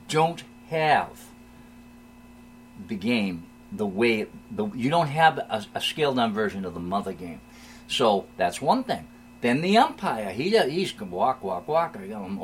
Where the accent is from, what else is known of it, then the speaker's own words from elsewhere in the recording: Hanover, United States; Hanover, my hometown.